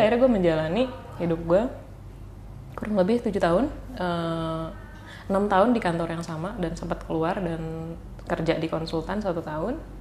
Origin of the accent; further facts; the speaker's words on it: Bandung, West Java, Indonesia; gua orang Bandung